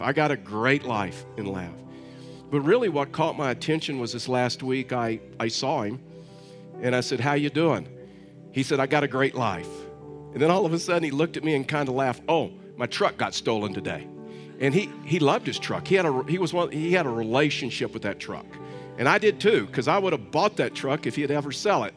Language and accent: English; Texas, United States; I'm from Texas